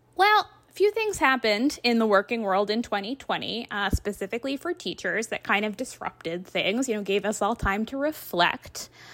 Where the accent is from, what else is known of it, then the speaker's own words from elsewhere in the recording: Massachusetts, United States; my home state of Massachusetts